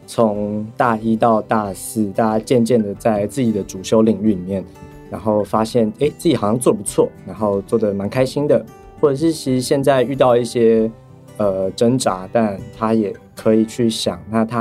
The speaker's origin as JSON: {"language": "Chinese", "town": "Chiayi", "region": "Chiayi County", "country": "Taiwan", "said": "因为我是嘉义人，所以那个时候就有看过软剧团在嘉义的一些戏剧演出。"}